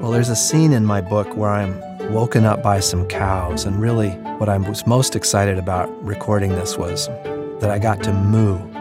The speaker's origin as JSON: {"language": "English", "region": "Colorado", "country": "United States", "tie": "born or raised there", "moved": "yes", "lives_now": "New York City, United States", "said": "I live in New York City, but I grew up in Colorado"}